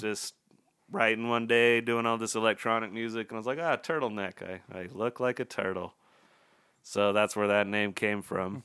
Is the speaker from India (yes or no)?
no; Utah, United States; we're both from Utah